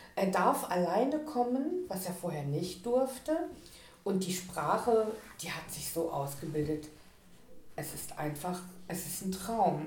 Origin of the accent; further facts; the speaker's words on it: Ruhr area, North Rhine-Westphalia, Germany; moved away as an adult; also born or lived in Düsseldorf; now in East Frisia, Germany; Ich komme aus dem Pott quasi. Aus dem, aus dem Pott. Ruhrgebiet. Ja. Äh, tatsächlich so mittendrin, Bochum, Gelsenkirchen